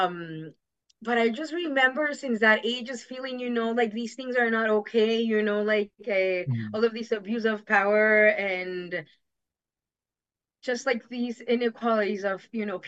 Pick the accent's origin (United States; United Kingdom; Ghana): United States; Jackson Heights, New York; And my grandma, when we used to live in Queens, we're from Jackson Heights.